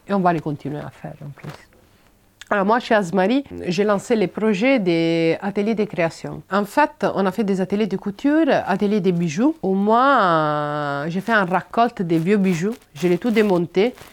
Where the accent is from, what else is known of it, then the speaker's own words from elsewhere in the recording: Italy; French is a second language; now in France; Et il m'a dit, tu viens d'où Et moi, j'ai dit, Italie.